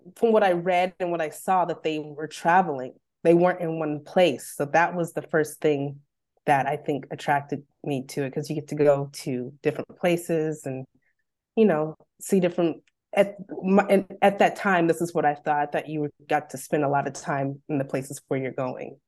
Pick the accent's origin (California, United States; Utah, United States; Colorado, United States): California, United States; Bakersfield; moved away as an adult; also born or lived in Los Angeles; I'm born and raised in Bakersfield